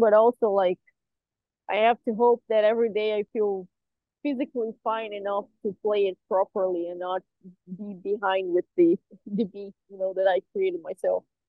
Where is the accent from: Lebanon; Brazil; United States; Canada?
Brazil; We all live very far from each other, even though we are all from Brazil.